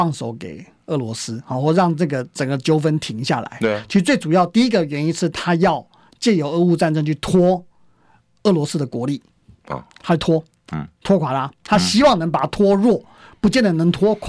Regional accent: Taiwan; moved away; also born or lived in United States; 毕毕竟我们我们台湾在在台湾台湾人嘛，对不对？我们在那边长大

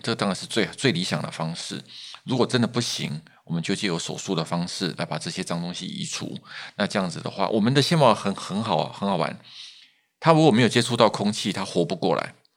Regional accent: Taiwan; 我们台湾人

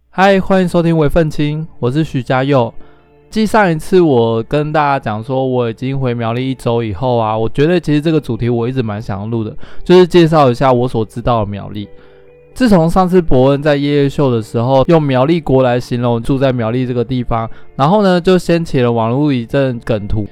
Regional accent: Miaoli County, Taiwan; 从小在苗栗长大

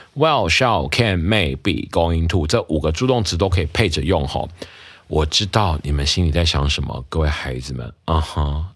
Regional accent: Taiwan; 我们台湾人的母亲节习俗

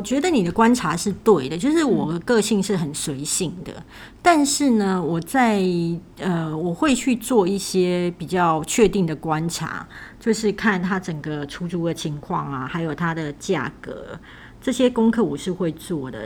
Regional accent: Kaohsiung, Taiwan; moved away; 我是高雄人，所以有一天我可能会回高雄

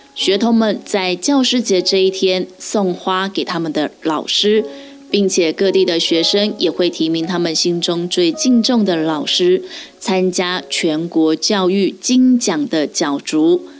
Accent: Taiwan; 我们台湾人的习惯

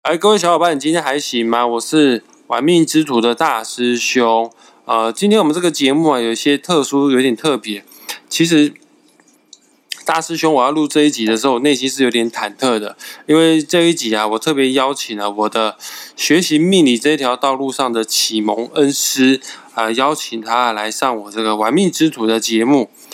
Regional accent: Kaohsiung, Taiwan; 那我是高雄人

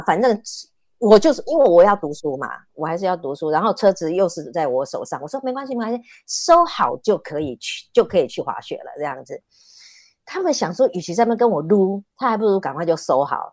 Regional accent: Taiwan; also born or lived in Canada; 我决定回台湾的原因是因为我啊，我，我爸爸是讲台语的

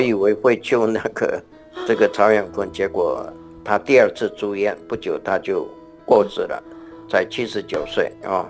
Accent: Yilan County, Taiwan; also born or lived in Taipei; 我们台湾人

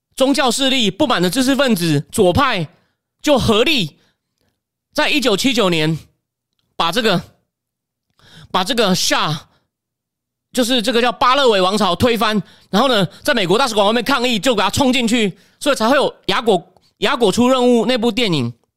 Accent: Taiwan; 我们台湾人

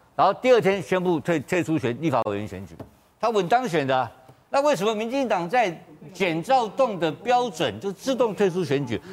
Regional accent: Kaohsiung, Taiwan; 我是高雄冈山出生的

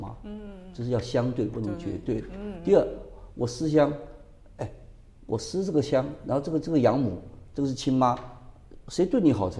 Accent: Sichuan, China; 不，我我们四川人你也晓得嘛，我们赶快去看看我们在那边的地下组织在哪里。

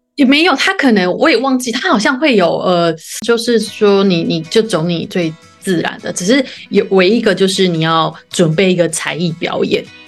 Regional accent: Yunlin County, Taiwan; 因为我是云林人，我中南部的小孩

